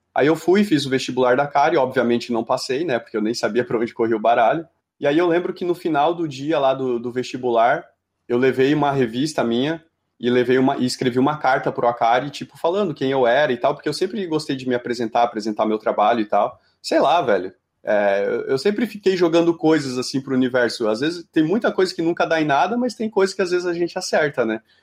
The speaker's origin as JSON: {"language": "Portuguese", "town": "Jaraguá do Sul", "region": "Santa Catarina", "country": "Brazil", "tie": "born or raised there", "said": "eu sou de Jaraguá do Sul, né? Como a Camila, que passou por aqui também. É, sou, sou lá da, de uma cidade do interior de Santa Catarina, né? E como é uma cidade muito industrial, assim, eu sempre cresci com aquela pegada"}